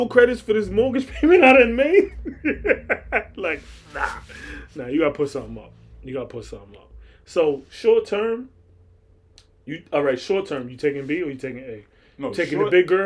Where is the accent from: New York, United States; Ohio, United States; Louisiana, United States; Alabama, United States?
New York, United States; New York City; I'm from Far Rockaway